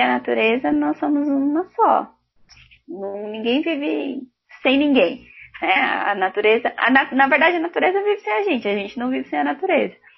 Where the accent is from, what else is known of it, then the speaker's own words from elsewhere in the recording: São Paulo, Brazil; eu sou moradora do Jaraguá, que é um bairro na zona noroeste de São Paulo